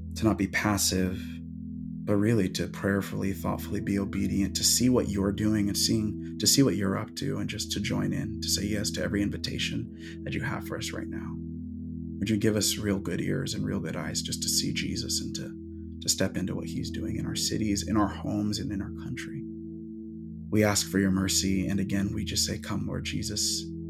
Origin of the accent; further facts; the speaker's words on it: Seattle, Washington, United States; I'm from the Pacific Northwest, I'm from Seattle